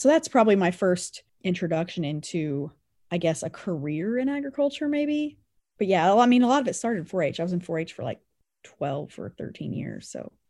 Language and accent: English; Colony, Kansas, United States; also born or lived in Greeley, Kansas; I grew up in Anderson County around Colony, Kansas